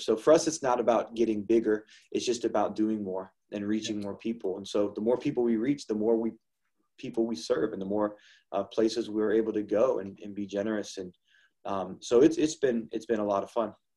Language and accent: English; Ohio, United States; also born or lived in Toledo, Ohio; we've been born and raised in Ohio